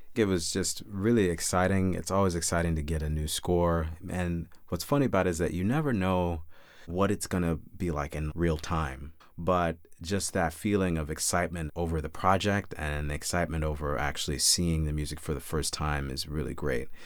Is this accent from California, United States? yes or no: no; Chicago, Illinois, United States; now in New York, United States; My brother and I were lucky enough to grow up with wonderful parents on the south side of Chicago